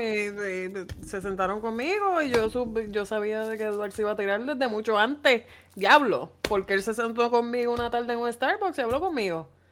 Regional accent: Bayamón, Puerto Rico; Yo soy de Bayamón

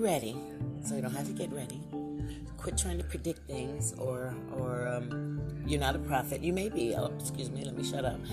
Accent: Lorain, Ohio, United States; moved away; my own hometown in Ohio, Lorain, Ohio

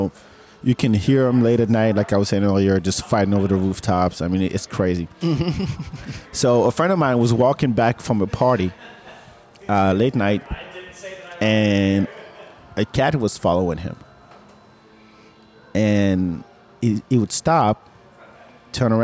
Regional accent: France; also born or lived in Senegal; now in Austin, United States; I grew up in France

